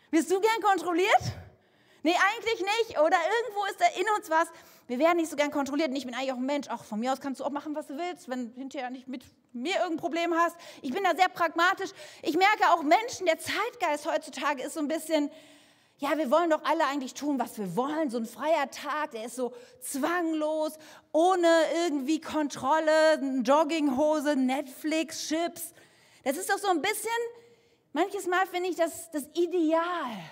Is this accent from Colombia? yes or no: no; Canary Islands, Spain; ich komme aus Fuerteventura. Was soll denn um alles in der Welt in meinem Koffer sein? Sand, Geröll, Schutt, was anderes gibt es auf dieser Insel überhaupt nicht.